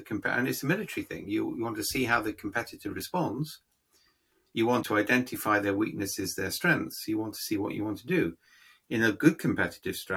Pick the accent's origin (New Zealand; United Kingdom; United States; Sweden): United Kingdom; I'm being British.